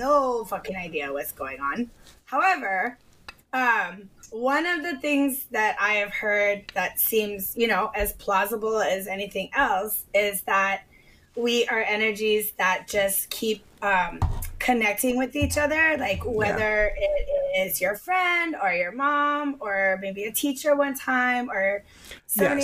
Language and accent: English; Hawaii, United States; I was born and raised in Hawaii